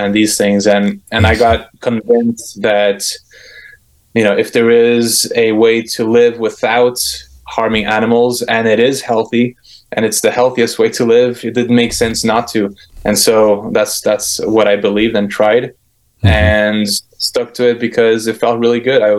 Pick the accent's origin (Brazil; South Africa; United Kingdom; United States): Brazil; moved away; I grew up in Brazil most of my childhood.